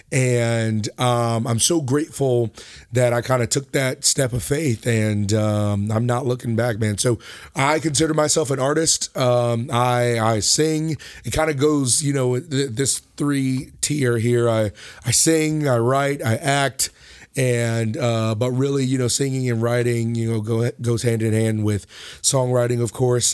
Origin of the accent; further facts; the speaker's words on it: Pawleys Island, South Carolina, United States; also born or lived in Lake City, South Carolina; now in Conway, United States; originally from Lake City, but we moved to Pauley's Island, South Carolina, where, um, I went to high school